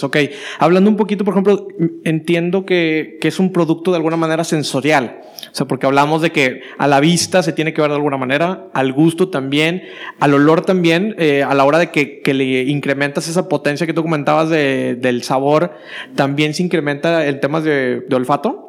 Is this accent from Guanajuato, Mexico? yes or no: no; Matamoros, Tamaulipas, Mexico; moved away as an adult; now in Monterrey, Mexico; De Matamoros